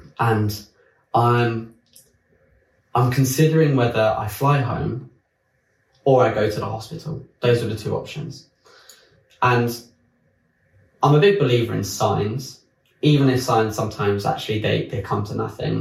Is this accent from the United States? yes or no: no; France; moved away as an adult; also born or lived in London; I grew up in France